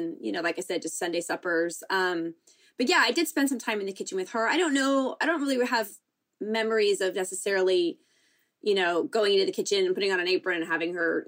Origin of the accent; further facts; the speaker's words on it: San Diego, California, United States; I grew up here in San Diego, or just outside of San Diego, a little bit north